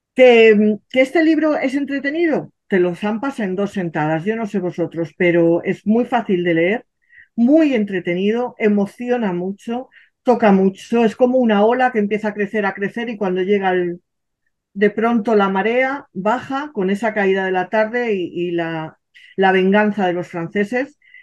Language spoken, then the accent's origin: Spanish; Madrid, Community of Madrid, Spain; yo soy madrileña madrileña de ancestros madrileños, gata hasta las trancas